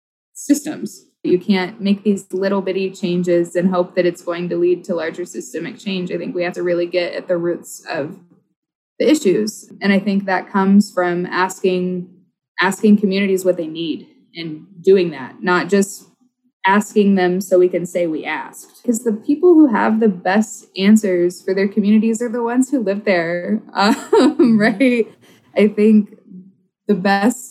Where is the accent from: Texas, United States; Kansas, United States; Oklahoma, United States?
Oklahoma, United States; now in Minnesota, United States; I grew up in Oklahoma